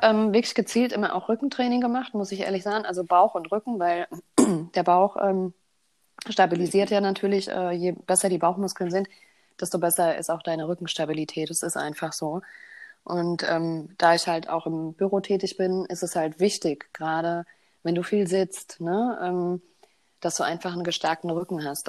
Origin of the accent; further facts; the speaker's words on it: Bavaria, Germany; Ich bin in Bayern groß geworden.